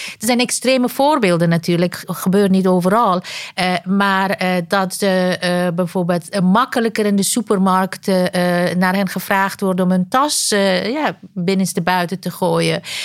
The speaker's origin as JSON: {"language": "Dutch", "country": "Afghanistan", "moved": "yes", "lives_now": "Netherlands", "said": "Ik kom oorspronkelijk uit Afghanistan"}